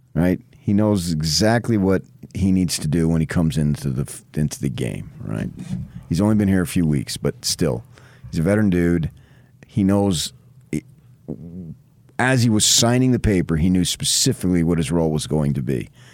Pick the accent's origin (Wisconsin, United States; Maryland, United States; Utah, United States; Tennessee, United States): Utah, United States; knew I was from Utah